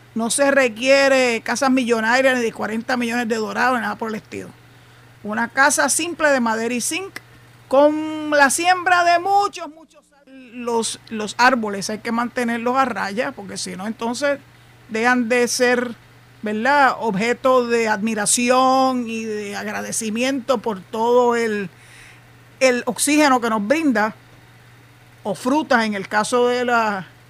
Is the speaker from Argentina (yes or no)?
no; Puerto Rico; yo soy boricua